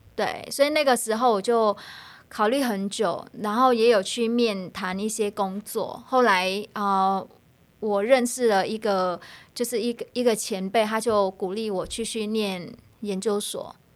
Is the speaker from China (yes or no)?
no; Vietnam; Chinese is a second language; moved away as an adult; now in Taiwan; 我是越南人